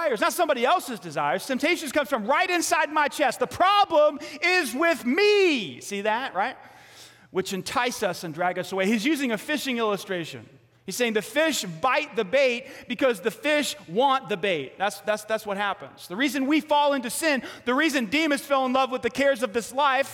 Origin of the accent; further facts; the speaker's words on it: New York City, New York, United States; I grew up in Staten Island, New York.